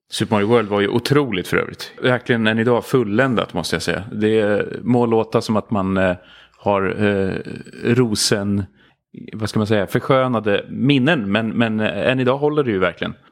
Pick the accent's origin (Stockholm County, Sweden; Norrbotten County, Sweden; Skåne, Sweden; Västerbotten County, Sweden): Stockholm County, Sweden; Stockholm; Gröndal eh, i, i synnerhet faktiskt. Jag tror det är väl där jag har spenderat de flesta av mina uppväxtår egentligen